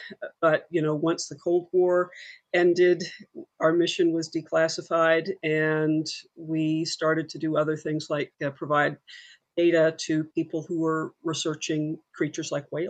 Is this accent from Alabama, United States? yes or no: yes; Alabama, United States; moved away as an adult; also born or lived in Massachusetts / Michigan; I grew up in Alabama